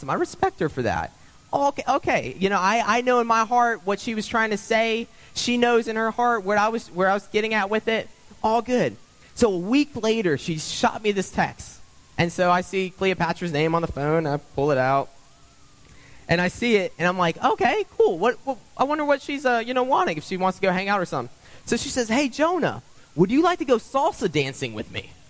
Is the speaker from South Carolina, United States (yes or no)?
yes; South Carolina, United States; moved away as an adult; I remember when I moved up here, as many of you probably already know, I came from South Carolina. So I'm a newbie here. I've been here since 2016